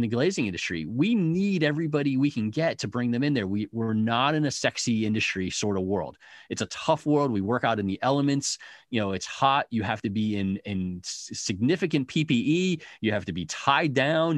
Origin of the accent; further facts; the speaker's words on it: United States; now in Detroit, United States; we as Americans are, are hectic, busy